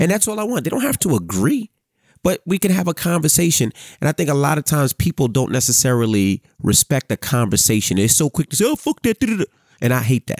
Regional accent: New York City, New York, United States; me growing up in Queens

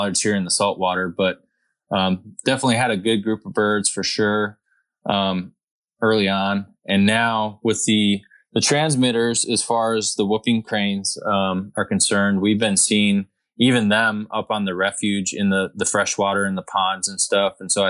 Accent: Wisconsin, United States; moved away as an adult; also born or lived in Texas coast; now in Texas, United States; I'm from Wisconsin and I have a pretty big group of friends that I grew up duck hunting with.

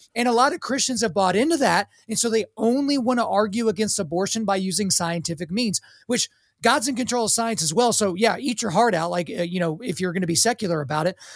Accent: Oklahoma, United States; I grew up in Oklahoma

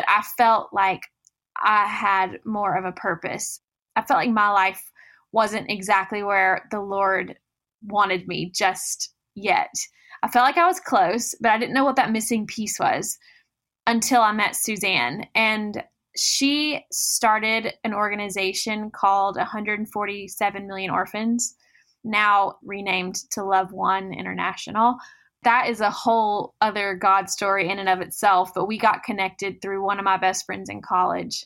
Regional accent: Goodlettsville, Tennessee, United States; I grew up in Nashville, Tennessee, a little bit north of the city in a town called Goodlettsville

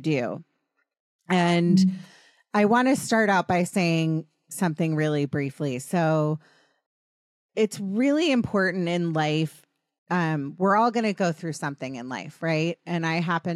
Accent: East Coast, United States; moved away as an adult; now in Los Angeles, United States; we grew up on the East Coast

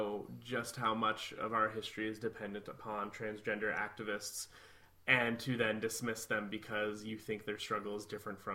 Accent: Midwest, United States; I'm from the Midwest

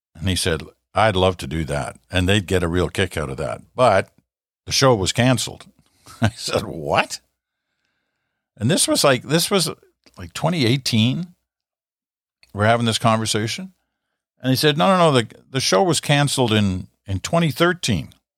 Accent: Canada; I'm a Canadian.

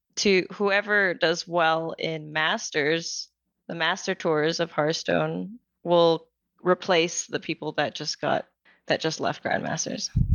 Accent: Philippines; moved away as an adult; also born or lived in New Zealand / France; now in Atlanta, United States; I was born and raised in the Philippines, and I lived there for most of my life

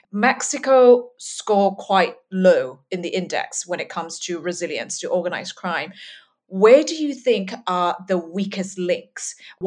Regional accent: Myanmar; I come from Burma

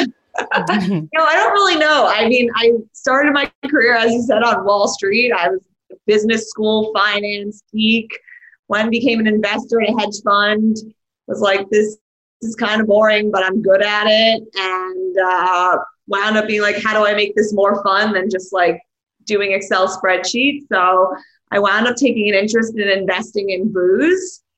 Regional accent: New York City, New York, United States; I grew up in this place called Rockaway, Rockaway Beach, New York City. It's in Queens

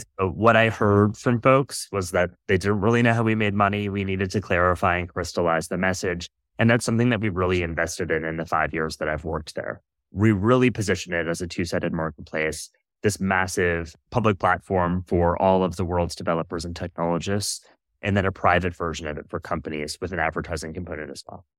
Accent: Iowa, United States; I was born and raised in Iowa

